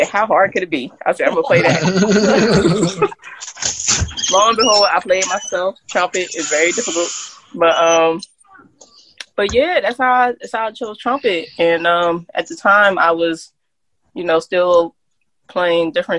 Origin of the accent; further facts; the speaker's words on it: Camden, New Jersey, United States; growing up in Camden